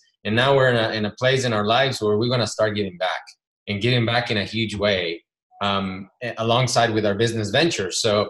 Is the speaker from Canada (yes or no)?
no; Ecuador; moved away; Ricardo and I come from Ecuador, which is a third world country, and we've seen poverty ourselves, since we were little.